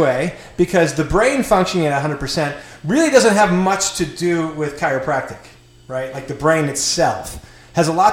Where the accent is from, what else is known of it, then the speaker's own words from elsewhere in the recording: Lockport, New York, United States; now in Marietta, United States; I'm obviously from Buffalo area. I'm Lockport, New York. Lived here for 25 years